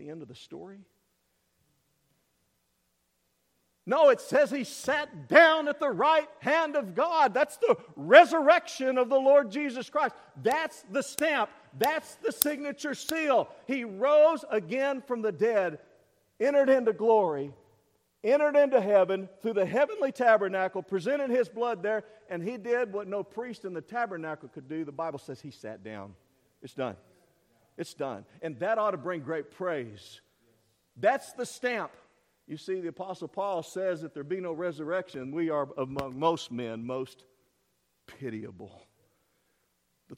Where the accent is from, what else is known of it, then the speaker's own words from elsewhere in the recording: East Texas, United States; I'm from East Texas